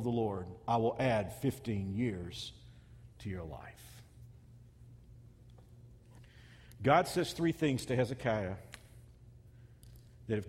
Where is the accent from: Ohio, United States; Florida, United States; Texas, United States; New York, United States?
Texas, United States; a kid growing up in Texas